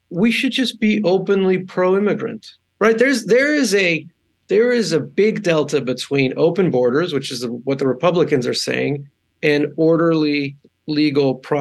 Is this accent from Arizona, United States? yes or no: yes; Arizona, United States; also born or lived in El Paso, Texas; I was born in Texas. I was born in El Paso. And I was raised in Arizona.